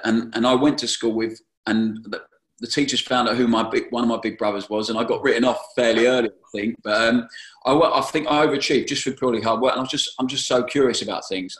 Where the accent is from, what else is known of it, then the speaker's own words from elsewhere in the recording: Brighton, South East England, United Kingdom; I was at my hometown club